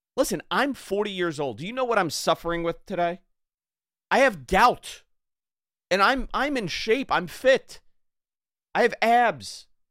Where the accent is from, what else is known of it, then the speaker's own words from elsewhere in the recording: New York, United States; growing up in New York